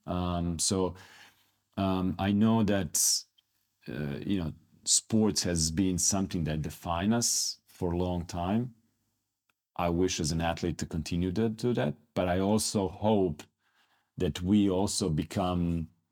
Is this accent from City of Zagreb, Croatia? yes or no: no; Split, Split-Dalmatia County, Croatia; moved away; I'm from Split. Split is in particularly known for having great athletes. When I was growing up, in in Split